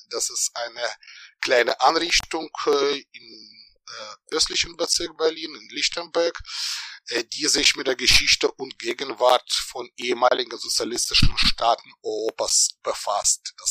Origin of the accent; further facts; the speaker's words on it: Ukraine; ich bin in der Ukraine geboren und aufgewachsen oder wenn wir zeithistorisch korrekt bleiben, in der Sowjetunion, in der noch Sowjetunion.